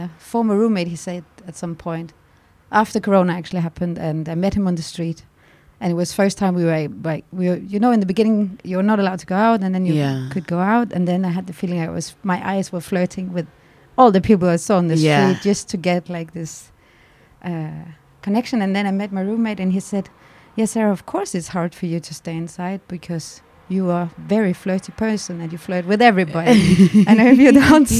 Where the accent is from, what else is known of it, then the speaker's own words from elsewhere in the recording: Denmark; moved away as an adult; now in Berlin, Germany; I'm from Denmark and I'm 32.